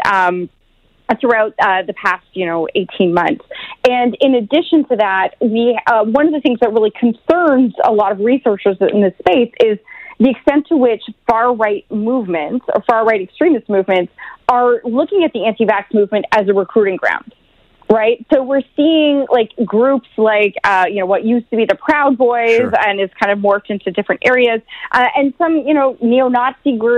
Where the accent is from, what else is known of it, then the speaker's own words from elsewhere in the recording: Oshawa, Ontario, Canada; I come from Oshawa. I come from that kind of blue collar town.